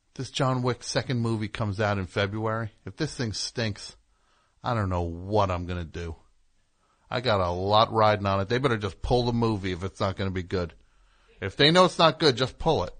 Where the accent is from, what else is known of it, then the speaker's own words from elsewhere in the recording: New Jersey, United States; I am from New Jersey